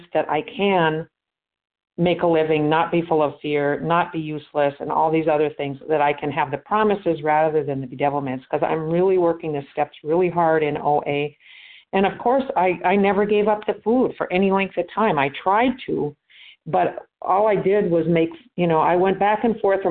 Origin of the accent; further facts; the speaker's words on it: Minnesota, United States; now in Florida, United States; I am from Minnesota, but I'm down in Florida.